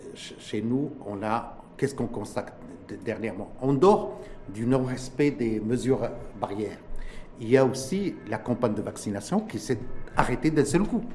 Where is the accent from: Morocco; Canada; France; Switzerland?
Morocco; chez nous, au Maroc